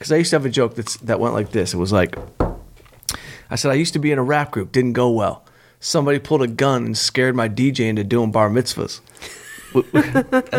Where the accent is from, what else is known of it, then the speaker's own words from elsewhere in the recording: Southfield, Michigan, United States; Southfield, Michigan, right outside Detroit, my hometown, Southfield. That's where I'm from.